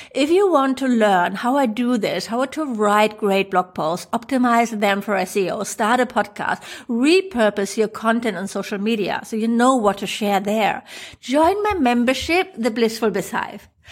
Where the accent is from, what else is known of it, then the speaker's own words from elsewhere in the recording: Germany; accent: German; English is a second language; my funny German accent